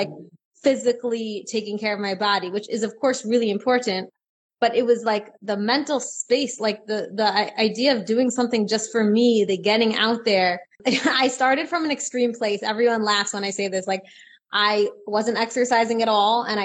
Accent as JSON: {"language": "English", "country": "Israel", "said": "I am from Israel"}